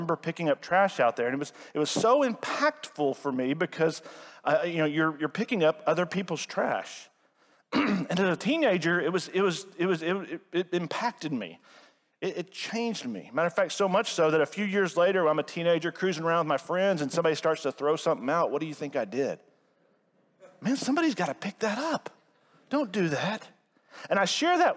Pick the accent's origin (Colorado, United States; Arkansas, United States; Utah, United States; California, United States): Arkansas, United States; Rogers; I grew up here in Northwest Arkansas. I'm a Rogers native